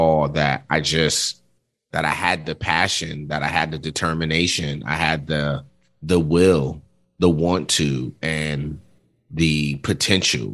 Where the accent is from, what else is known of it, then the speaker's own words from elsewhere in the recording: New York City, New York, United States; moved away; I grew up in Brooklyn, New York